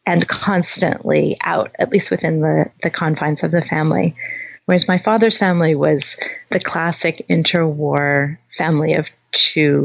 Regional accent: Louisville, Kentucky, United States; moved away; also born or lived in Berkeley; I was born in Louisville, Kentucky

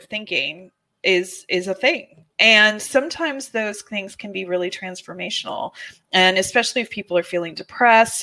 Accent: California, United States; I'm from California

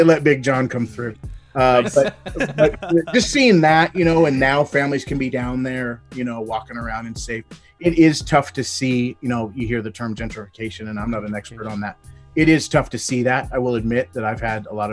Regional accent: Portland, Oregon, United States; I'm born and raised in Northeast Portland.

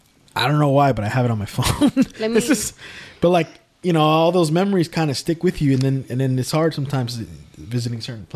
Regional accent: Richmond, United States; I grew up here too

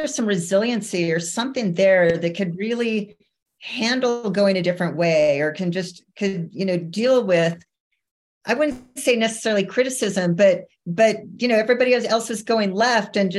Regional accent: Camp Verde, Arizona, United States; now in Park City, United States; I grew up in a teeny tiny town in the middle of Arizona called Camp Verde

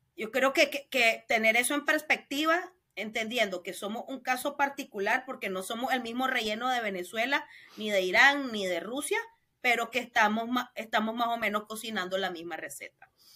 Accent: León, Nicaragua; Yo soy nicaragüense, de León, de hogar católico y colegio de monjas.

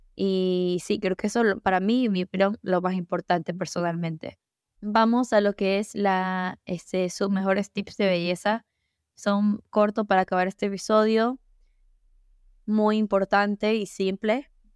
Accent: United States; Mi papá es dominicano, mi mamá es ecuatoriana y yo nací en Estados Unidos.

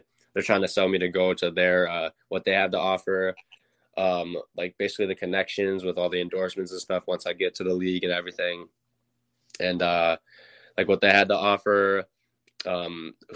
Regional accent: Mundelein, Illinois, United States; born or raised there

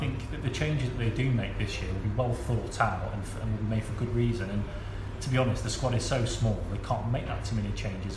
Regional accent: Lincoln, East Midlands, United Kingdom; I spent a lot of my uh, my formative years growing up in Lincoln

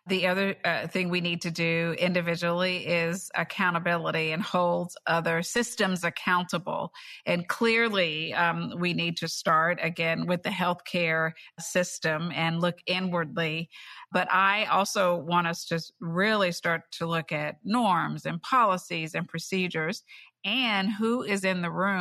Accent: Bluefield, West Virginia, United States; a community that I grew up in Bluefield, West Virginia, a small town

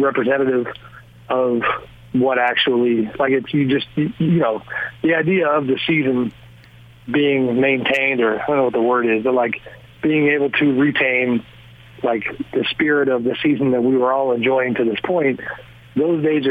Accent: outside of San Francisco, California, United States; I grew up outside of San Francisco.

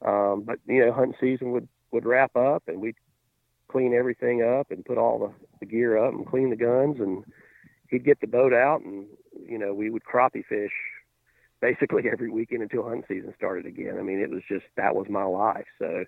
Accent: Alabama, United States; I grew up in Alabama, and started hunting with my grandfather when I was, oh gosh, I think 5 or 6

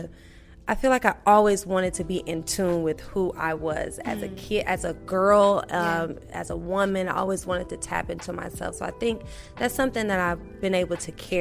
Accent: Milwaukee, Wisconsin, United States; I grew up, I'm from Milwaukee, Wisconsin

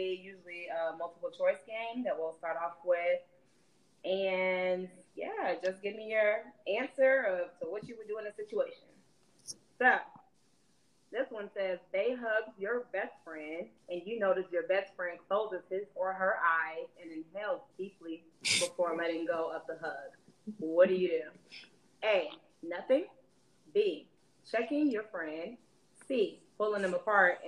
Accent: Philadelphia, Pennsylvania, United States; I'm from Philly

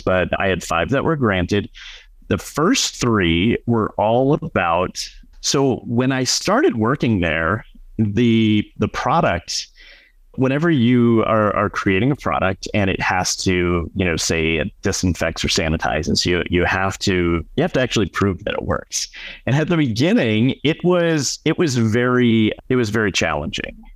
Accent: Madison, Wisconsin, United States; moved away as an adult; also born or lived in California / Tucson, Arizona; where we lived growing up in Madison, Wisconsin

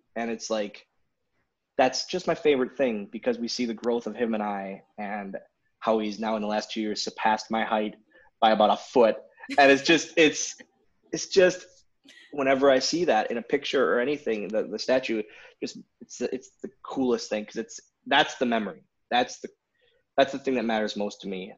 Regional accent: Wisconsin, United States; kid from Wisconsin

